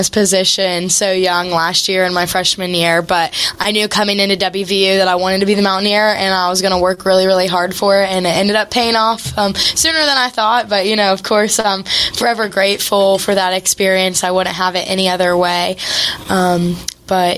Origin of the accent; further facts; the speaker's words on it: Mason County, West Virginia, United States; I'm from Mason County, West Virginia